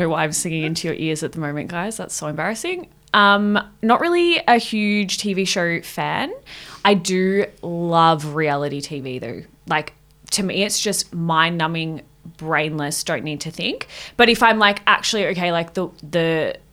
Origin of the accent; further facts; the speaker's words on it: Melbourne, Victoria, Australia; I'm born and bred in Melbourne. I've lived here my whole life